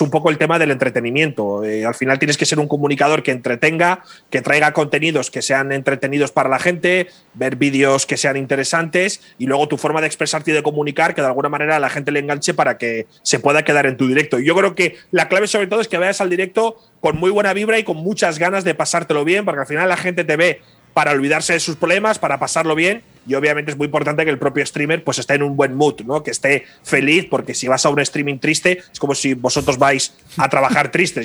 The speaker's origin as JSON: {"language": "Spanish", "country": "Spain", "said": "como español"}